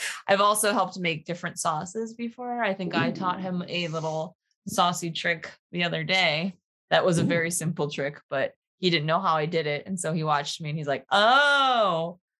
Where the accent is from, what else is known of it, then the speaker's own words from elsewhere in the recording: Buffalo, New York, United States; now in New Jersey, United States; I grew up around Buffalo.